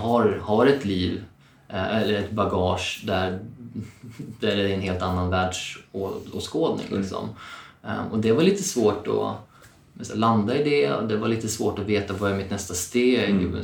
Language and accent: Swedish; Eskilstuna, Södermanland, Sweden; moved away as an adult; now in Stockholm, Sweden; Jag är född och uppvuxen i Eskilstuna